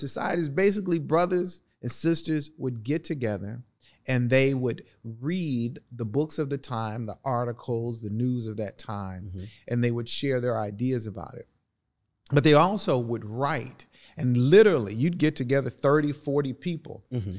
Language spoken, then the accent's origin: English; East St. Louis, Illinois, United States; I've actually got a piece that I want to read to you about my experiences growing up in East St. Louis.